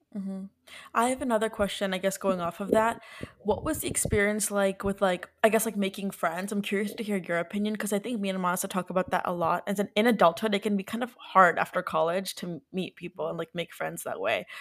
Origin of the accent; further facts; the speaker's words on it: New Jersey, United States; moved away as an adult; now in New York, United States; we're all from Jersey